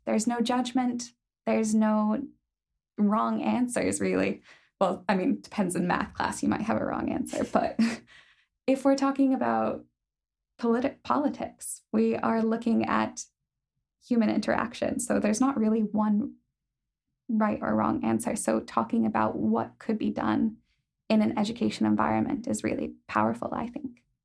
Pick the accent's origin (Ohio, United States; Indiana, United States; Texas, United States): Ohio, United States; moved away as an adult; now in Belfast, United Kingdom; I'm from Ohio